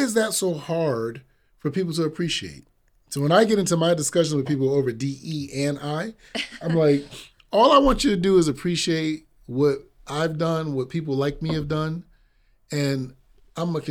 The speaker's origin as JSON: {"language": "English", "region": "Massachusetts", "country": "United States", "tie": "born or raised there", "also_born_or_lived": "Virginia", "said": "I grew up here in Massachusetts, so New England"}